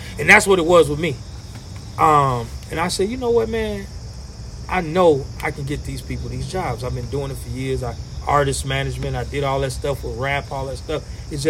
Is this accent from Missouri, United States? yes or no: no; Kankakee, Illinois, United States; I grew up on North Chicago Avenue right here, 600 block.